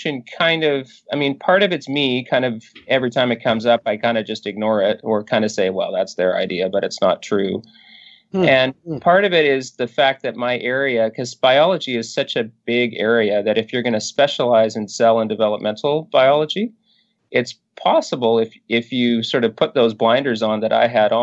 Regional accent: northern British Columbia, Canada; I grew up in northern British Columbia, and I have to say, growing up in Canada probably saves me a little bit

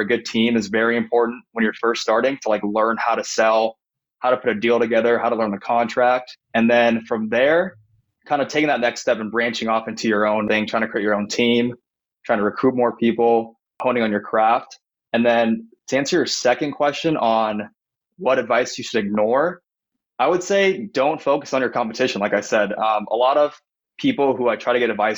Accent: Bay Area, east of San Francisco, California, United States; moved away as an adult; now in San Diego, United States; I grew up in the Bay Area, 20 minutes east of San Francisco

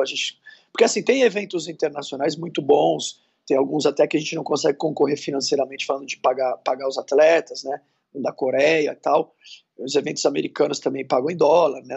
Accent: Santos, São Paulo, Brazil; now in São Paulo, Brazil; eu sou de Santos, mas moramos em São Paulo

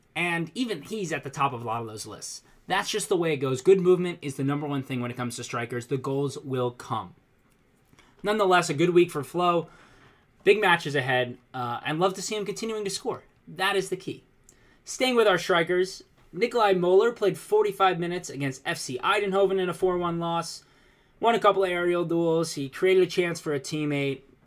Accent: United States; as an American

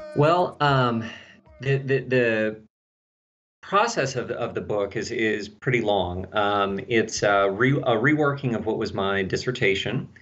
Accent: Texas, United States; accent: slight southern; now in Tennessee, United States; I'm from Texas

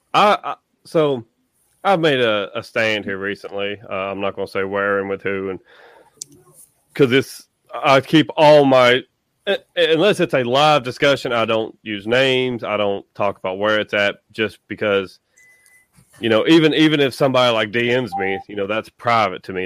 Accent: Tennessee, United States; my home state of Tennessee

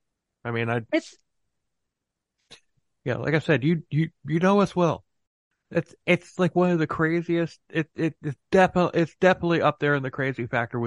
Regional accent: Florida, United States; we're from Florida

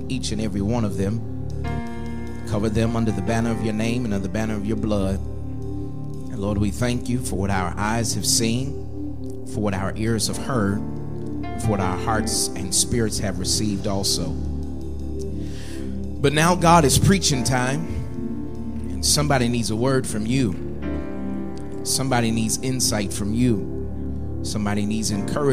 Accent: Seattle, Washington, United States; moved away as an adult; also born or lived in Las Vegas, Nevada; now in California, United States; I serve in California now, served for 6 years in Las Vegas before then, but I'm originally from Seattle, Washington, and so my life is the West Coast

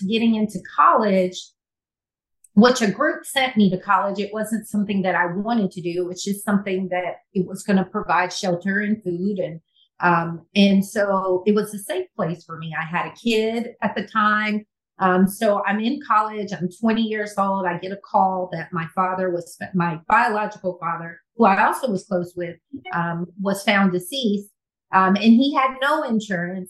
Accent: California, United States; moved away as an adult; also born or lived in Birmingham; growing up in California

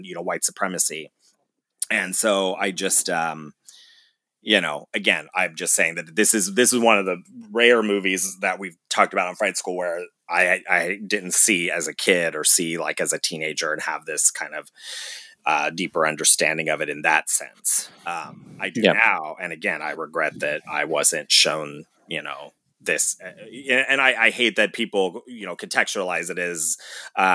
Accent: Ohio, United States; I was raised in Ohio by people that were largely from, you know, Kentucky

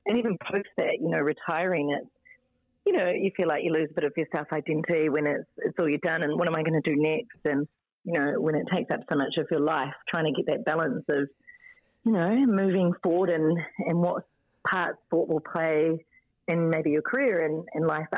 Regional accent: Auckland, New Zealand; also born or lived in Hong Kong; I'm an Aucklander, North Shore girl. So, yep. So, done all my years here, but obviously been away for the past 8 years.

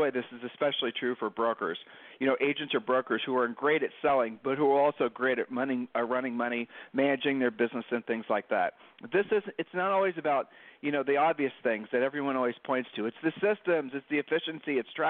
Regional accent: Columbus, Ohio, United States; we're from Columbus, Ohio.

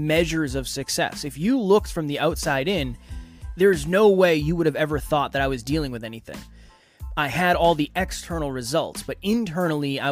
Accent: Uxbridge, Massachusetts, United States; I was raised in a small town called Uxbridge, Massachusetts, by my mother and my grandmother

